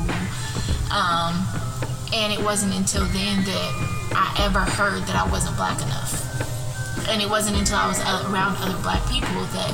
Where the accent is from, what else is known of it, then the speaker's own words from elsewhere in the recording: Elko, Nevada, United States; moved away as an adult; also born or lived in Reno, Nevada / Alabama; I was born in Reno, and when I was in kindergarten, like, a little bit after kindergarten, we moved to this very, very small town in northern Nevada called Elko.